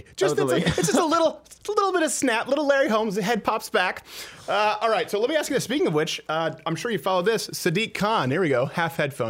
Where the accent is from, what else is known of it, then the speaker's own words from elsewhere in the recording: Quebec, Canada; now in United States; I was raised in Canada, okay? So in Quebec, specifically